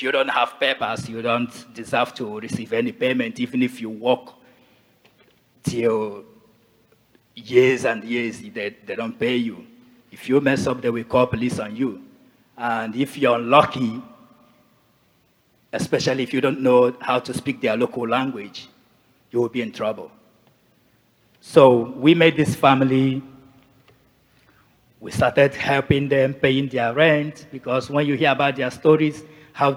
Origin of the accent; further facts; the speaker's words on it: Nigeria; moved away as an adult; also born or lived in Asia; now in Canada; I'm originally from Nigeria.